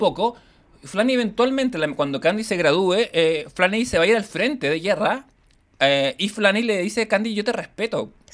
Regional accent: Ñuñoa, Santiago Metropolitan Region, Chile; also born or lived in Providencia

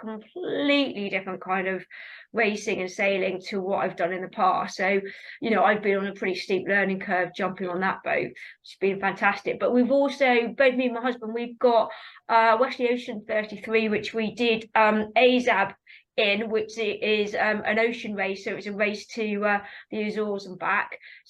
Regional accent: South East England, United Kingdom; We grew up together on Hedgecourt, racing against each other.

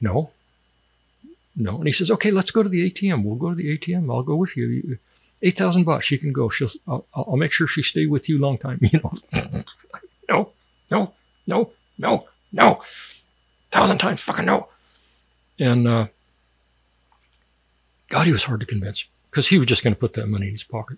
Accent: United States; moved away as an adult

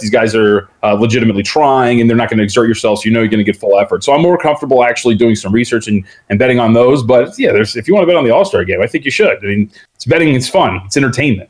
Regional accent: Las Vegas, Nevada, United States; also born or lived in Santa Ana, California; I, I, grew up out here in Las Vegas. I was born in Santa Ana, but my family's been here since we've been about two.

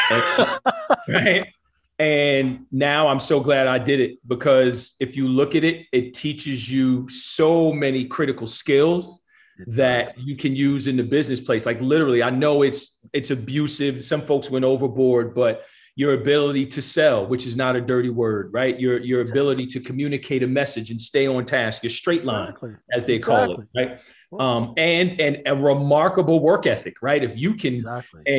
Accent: New Jersey, United States; moved away as an adult; also born or lived in the South; now in San Diego, United States; I'm born and raised in New Jersey, went to school in the South

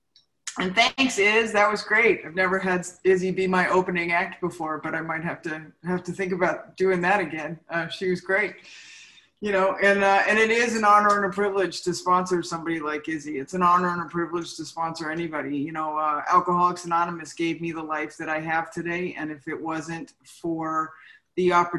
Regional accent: San Fernando Valley, California, United States; I grew up in the San Fernando Valley

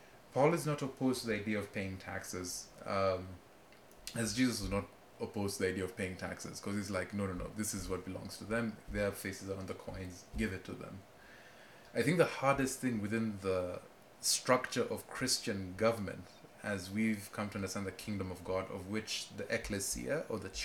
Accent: Kenya; now in United States; I speak as a Kenyan

